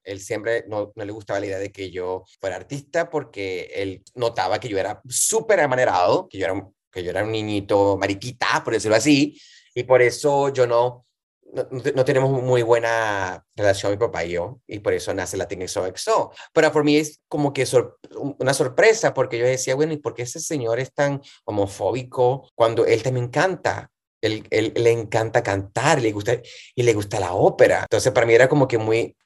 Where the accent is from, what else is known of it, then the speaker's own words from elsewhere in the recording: Montalbán, Carabobo, Venezuela; also born or lived in Valencia, Venezuela; now in New York, United States; soy de Venezuela, de Valencia, Venezuela. De hecho, nací, eh, me crié en un pueblito que se llama Montalbán